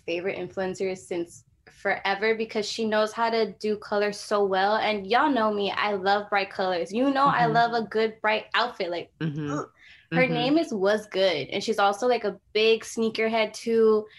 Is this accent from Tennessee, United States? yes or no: no; Los Angeles, California, United States; I'm from South Central. I'm, you know, I rep the 323. I'm from Watts, like Watts and Compton